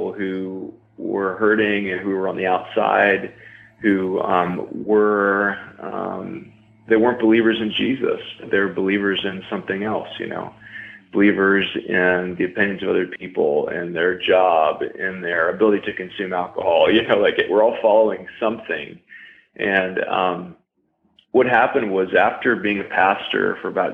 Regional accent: Tennessee, United States; I was raised in Tennessee in the woods with rednecks

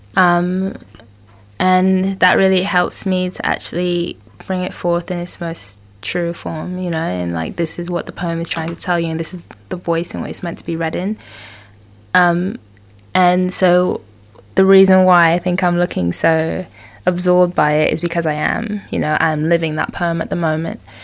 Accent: Guyana; born or raised there; moved away

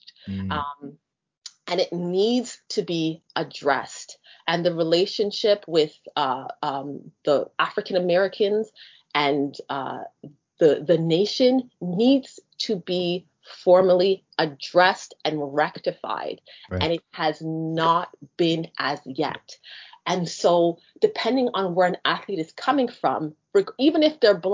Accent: Canada; a kid that grew up in Canada

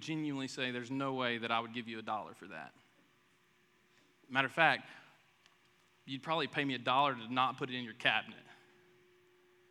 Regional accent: the South, United States; I'm from the South

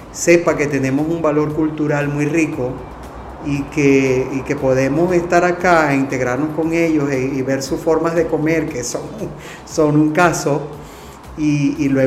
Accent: Venezuela; now in Spain; no somos todos venezolanos, pero es bellísimo porque todos hacemos música venezolana

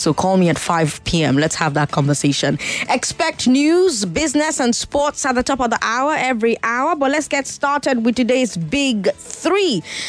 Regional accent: Nigeria; As a Nigerian, do you value Nigerian life?

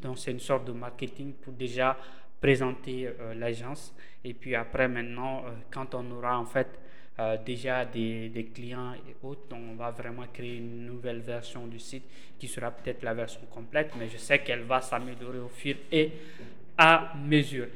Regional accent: Bamako, Mali; au Mali, chez nous, à Bamako

